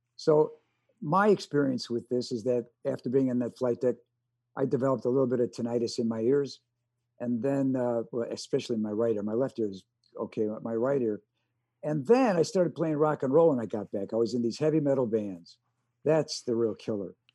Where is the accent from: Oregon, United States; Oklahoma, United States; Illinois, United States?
Illinois, United States; Chicago; first language American Sign Language; English is a second language; I grew up with deaf parents in Chicago